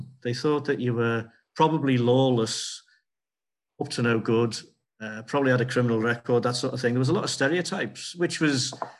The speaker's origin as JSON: {"language": "English", "town": "Liverpool", "region": "North West England", "country": "United Kingdom", "said": "I felt very strongly that I was from Liverpool, and that there was a big element of that, which was being from Ireland, but I didn't ever really feel that I was from England."}